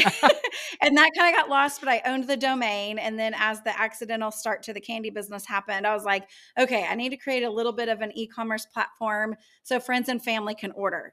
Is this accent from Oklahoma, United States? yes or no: yes; Yukon, Oklahoma, United States; growing up in Yukon